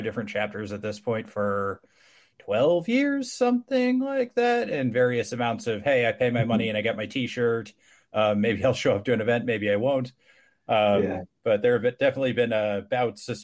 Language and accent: English; Missouri, United States; now in Austin, United States; I'm from Missouri too